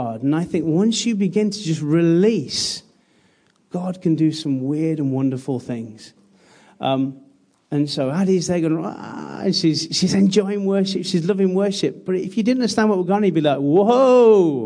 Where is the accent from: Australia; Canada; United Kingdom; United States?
United Kingdom; British people